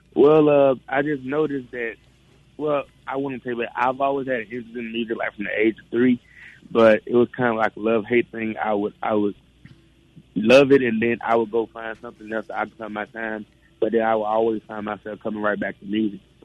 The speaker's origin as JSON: {"language": "English", "town": "Clarksdale", "region": "Mississippi", "country": "United States", "said": "me coming from a historical town like Clarksdale"}